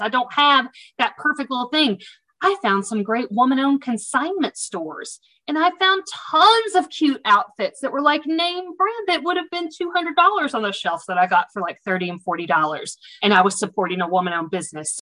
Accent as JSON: {"language": "English", "region": "the South", "country": "United States", "accent": "Southern", "said": "you'll pick up on my Southern accent from the South"}